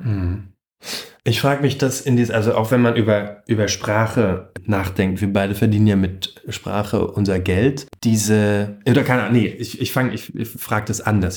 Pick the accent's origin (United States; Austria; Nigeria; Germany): Germany; bei uns in Deutschland